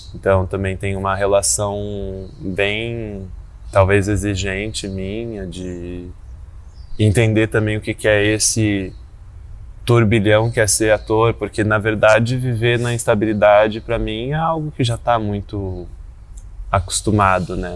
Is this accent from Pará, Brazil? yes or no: no; Rio de Janeiro, Brazil; now in São Paulo, Brazil; sou carioca, que mora em São Paulo há muito tempo